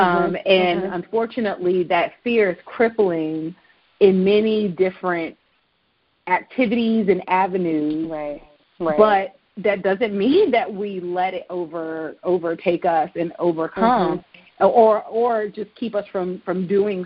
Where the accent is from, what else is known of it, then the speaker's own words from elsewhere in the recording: Virginia, United States; I was born in Virginia, and I was born very close to the ocean front